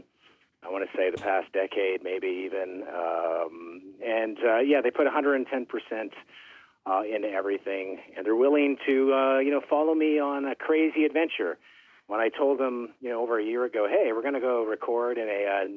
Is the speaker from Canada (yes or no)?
yes; Thunder Bay, Ontario, Canada; I grew up in Thunder Bay, which is like at the top of Lake Superior.